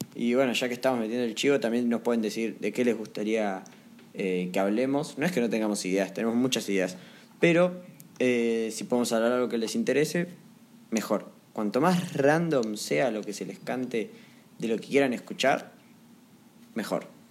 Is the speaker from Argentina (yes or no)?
yes; Argentina